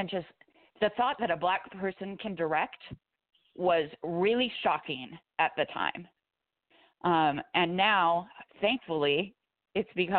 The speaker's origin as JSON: {"language": "English", "town": "Santa Cruz", "region": "California", "country": "United States", "tie": "born or raised there", "said": "I grew up near the Santa Cruz Beach Boardwalk."}